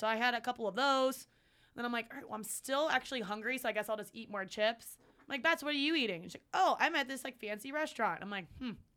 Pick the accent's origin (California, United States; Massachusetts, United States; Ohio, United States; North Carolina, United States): Ohio, United States; Cleveland; I'm from Cleveland